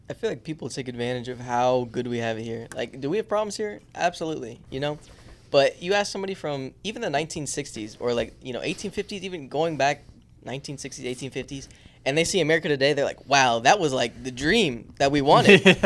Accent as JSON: {"language": "English", "country": "United States", "said": "I guess it's because we're American."}